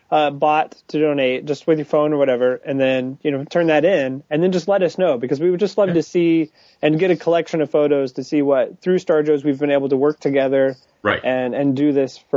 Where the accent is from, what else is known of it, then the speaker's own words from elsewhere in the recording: Springfield, Illinois, United States; Springfield, Illinois. Yes. Uh, which is where I live.